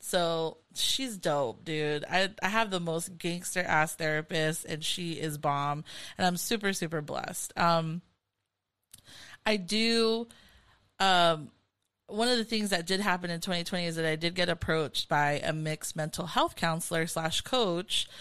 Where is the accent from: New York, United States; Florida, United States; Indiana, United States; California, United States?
California, United States; Carson; growing up in Carson, California